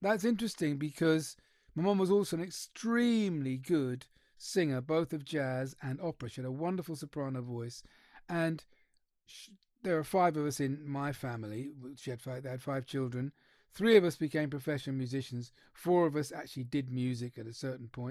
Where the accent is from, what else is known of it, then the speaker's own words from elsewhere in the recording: Trinidad & Tobago; I was born in Trinidad and Tobago